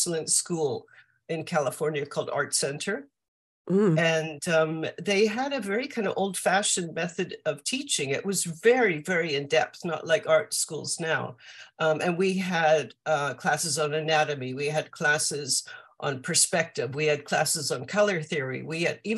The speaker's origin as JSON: {"language": "English", "town": "Vancouver", "region": "British Columbia", "country": "Canada", "tie": "born or raised there", "moved": "as an adult", "said": "I grew up in Vancouver in Canada."}